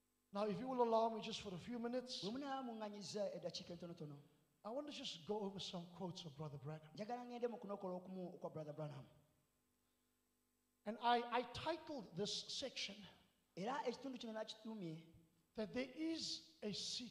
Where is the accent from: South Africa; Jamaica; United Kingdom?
South Africa; accent: South African; now in New Zealand; my South African accent